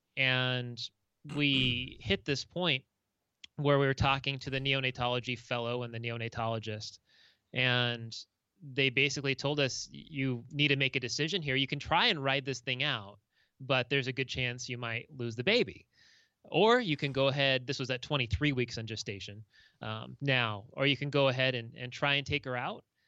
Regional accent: Orange County, Southern California, United States; moved away as an adult; also born or lived in Seattle, Washington; now in Minnesota, United States; I'm from Southern California originally, grew up in Orange County in L A County

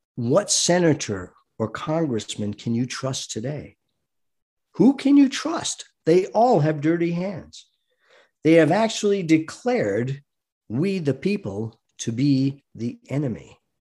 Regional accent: United States; I am an American fighting man

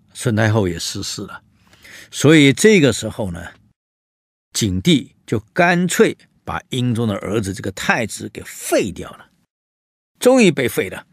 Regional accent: China; 我们中国人

